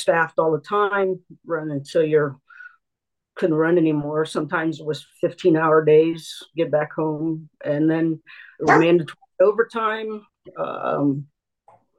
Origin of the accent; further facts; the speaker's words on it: Ohio, United States; I'm from Ohio